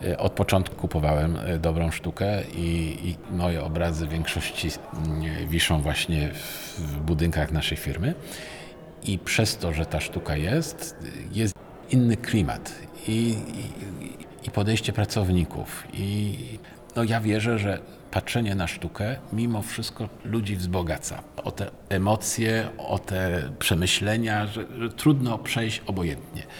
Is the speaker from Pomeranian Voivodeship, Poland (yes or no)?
no; Poznań, Greater Poland, Poland; also born or lived in Kraków; jako poznaniak